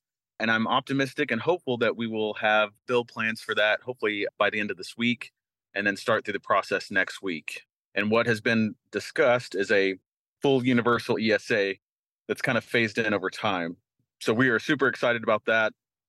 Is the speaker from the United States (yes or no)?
yes; Arkansas, United States; I am in the great state of Arkansas. Go Hogs. It's my home state. I've been here for, this is probably my third week in the last month and a half.